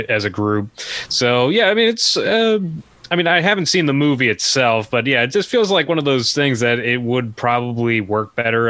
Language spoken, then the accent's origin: English; New England, United States; I'm from New England